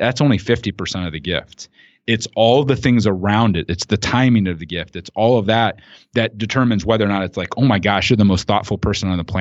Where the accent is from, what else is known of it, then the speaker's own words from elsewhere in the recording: rural Ohio, United States; growing up in rural Ohio